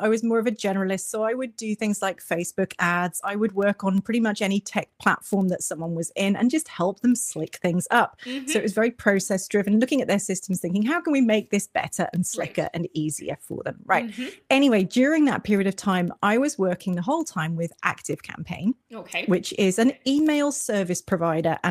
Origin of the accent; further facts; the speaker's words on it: Cornwall, South West England, United Kingdom; accent: British; I am from the very far southwest corner of England in a little county called Cornwall that is mostly sea around the edges and lots of beaches. And I've lived here my whole life